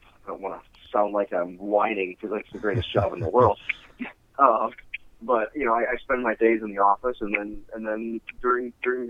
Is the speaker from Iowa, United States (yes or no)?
yes; Davenport, Iowa, United States; now in Iowa City, United States; I grew up in Davenport, yeah. I'm a graduate of Davenport Central High School